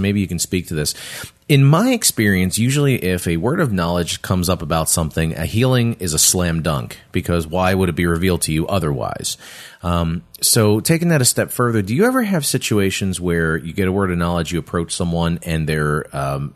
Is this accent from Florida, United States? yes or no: no; New Jersey, United States; now in Las Vegas, United States; I'm from New Jersey